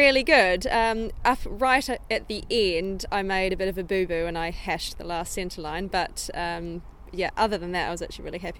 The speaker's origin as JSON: {"language": "English", "country": "New Zealand", "also_born_or_lived": "Germany", "moved": "as an adult", "lives_now": "United Kingdom", "said": "So I'm from New Zealand, but my big dream has always been to come to Europe and try and compete and train internationally. And I moved to Germany at the beginning of 2016"}